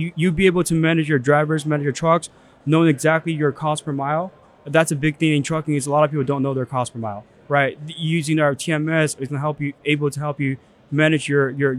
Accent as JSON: {"language": "English", "country": "China", "tie": "born or raised there", "moved": "yes", "lives_now": "United States", "said": "I was born in China"}